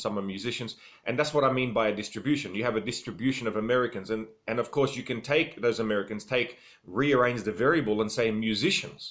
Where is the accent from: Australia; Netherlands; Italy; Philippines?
Australia; I am Australian.